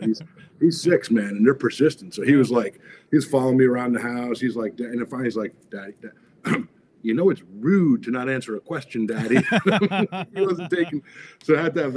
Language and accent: English; Freehold, New Jersey, United States; moved away as an adult; also born or lived in Arizona; now in Los Angeles, United States; I started out in New Jersey, so my claim to fame is I was born in Freehold, New Jersey